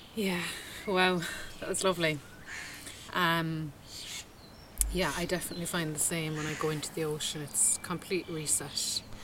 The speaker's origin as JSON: {"language": "English", "country": "Ireland", "said": "I would say Ireland"}